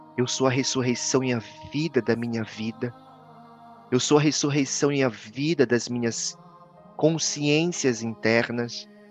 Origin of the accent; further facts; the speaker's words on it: Marajó, Pará, Brazil; moved away; also born or lived in Belém, Pará; Eu sou marajoara. Né, que nasceu realmente ali no Marajó. E claro, depois eu me mudei para Belém